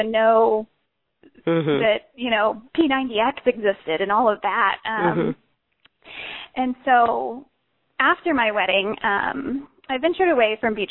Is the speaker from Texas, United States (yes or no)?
yes; Georgetown, Texas, United States; I am from Georgetown, Texas, right smack dab in the middle of Texas where it's hot as heck most all the time